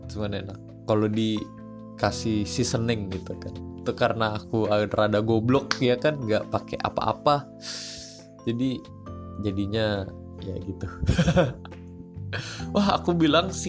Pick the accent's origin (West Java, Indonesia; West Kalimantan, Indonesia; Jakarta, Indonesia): Jakarta, Indonesia; East Jakarta; dulu tuh aku masih di sawah tuh di deket-deket daerah aku di Jakarta Jakarta Timur